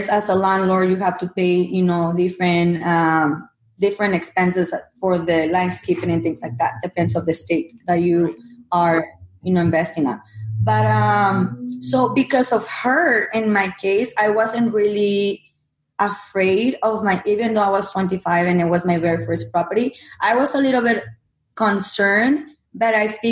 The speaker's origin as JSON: {"language": "English", "country": "Mexico", "second_language": "English", "moved": "as an adult", "lives_now": "United States", "said": "my background, I'm from Mexico. I came from Mexico to the U.S. when I was 21"}